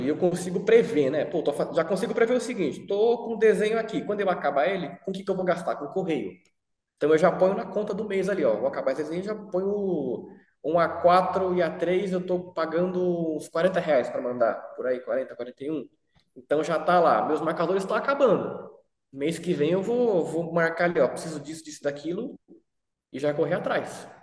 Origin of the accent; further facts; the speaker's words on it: Brazil; nunca saí do Brasil